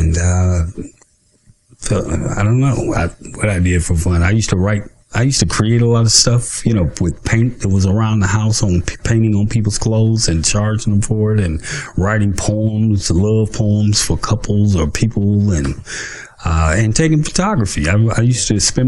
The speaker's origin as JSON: {"language": "English", "town": "Cleveland", "region": "Ohio", "country": "United States", "tie": "born or raised there", "said": "I grew up in Cleveland, Cleveland Public Schools at first."}